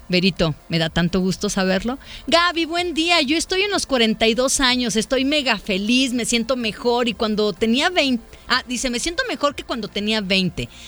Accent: Puebla, Mexico; now in Guadalajara, Mexico; Yo soy de Puebla y vivo aquí con mi esposo e hijos.

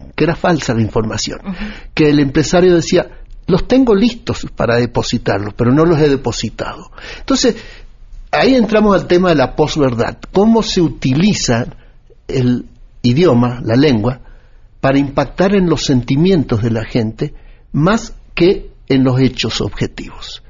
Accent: Argentina; now in Mexico; yo hace 40 años vivo en México, soy nacido en Argentina

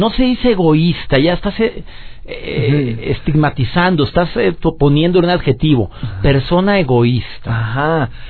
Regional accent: Monterrey, Nuevo León, Mexico; nos han dicho a los regios que somos

